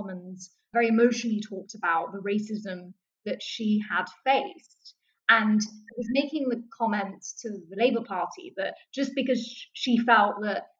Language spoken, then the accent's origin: English; London, United Kingdom; in the high street in Southeast London when we lived